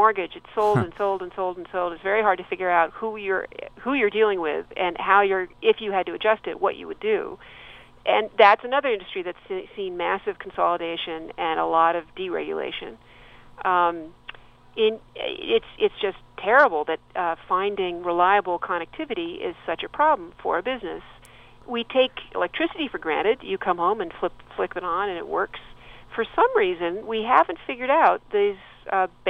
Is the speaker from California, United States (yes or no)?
yes; Santa Monica, California, United States; now in New York, United States; my hometown of Santa Monica